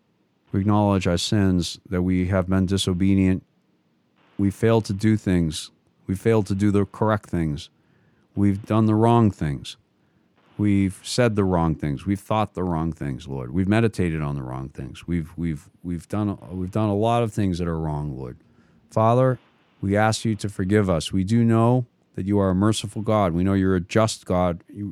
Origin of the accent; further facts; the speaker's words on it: United States; I like my country. I'm an American. I do have ancestry from Canada, and I have no problem with Canada or anything like that, right, Jackson?